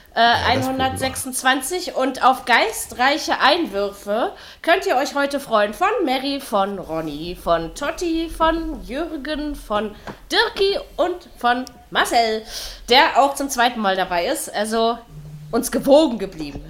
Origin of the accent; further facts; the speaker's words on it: Berlin, Germany; ich als Berliner